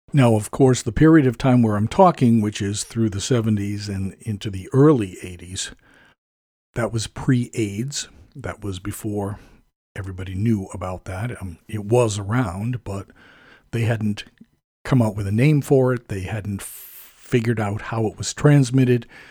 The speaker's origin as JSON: {"language": "English", "area": "suburban town half an hour from Boston", "region": "Massachusetts", "country": "United States", "tie": "born or raised there", "said": "at age fourteen, I started taking the train from my hometown"}